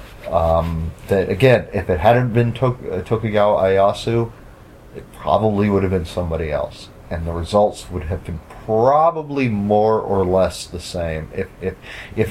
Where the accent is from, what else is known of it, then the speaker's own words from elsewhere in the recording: United States; as an American